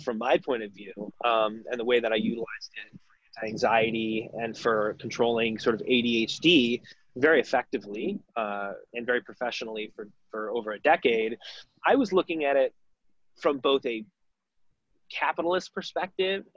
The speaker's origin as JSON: {"language": "English", "town": "Detroit", "region": "Michigan", "country": "United States", "also_born_or_lived": "Chicago", "moved": "as an adult", "said": "I'm originally from Detroit."}